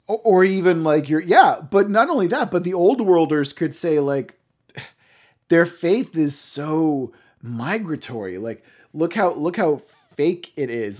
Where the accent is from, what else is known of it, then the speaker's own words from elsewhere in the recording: Cape Cod, Massachusetts, United States; I grew up on Cape Cod